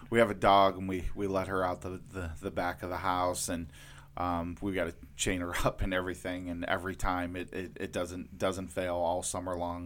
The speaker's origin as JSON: {"language": "English", "town": "Lorain", "region": "Ohio", "country": "United States", "tie": "born or raised there", "said": "I grew up in Lorain, Ohio"}